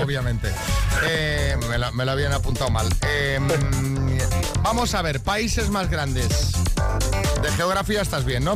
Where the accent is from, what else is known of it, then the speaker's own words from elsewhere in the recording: Sagunto, Valencian Community, Spain; soy de Sagunto